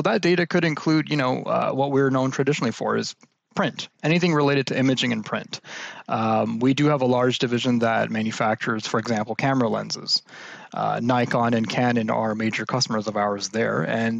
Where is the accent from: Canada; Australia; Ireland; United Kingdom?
Canada; also born or lived in United States; Born and raised in Canada, lived all over the States in Canada.